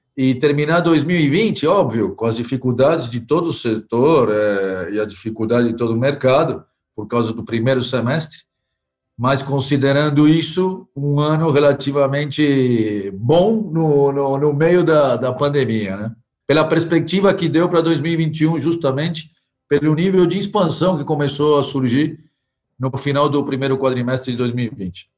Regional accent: Argentina; now in Brazil; Eu sou argentino, então eu vivi metade da minha vida aqui e na Argentina

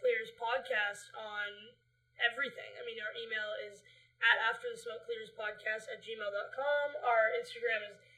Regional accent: Vancouver, British Columbia, Canada; we live in Vancouver. We grew up in Vancouver, BC, Canada.

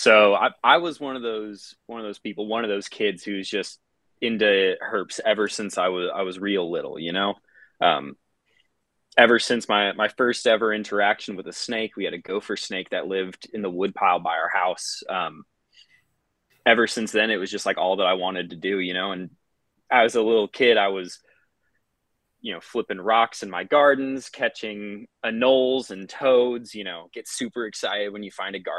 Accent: San Antonio, Texas, United States; also born or lived in New Mexico; Lived in and around San Antonio for most of my childhood, at least the parts that I can remember. I was born out in New Mexico, but we moved when I was really young

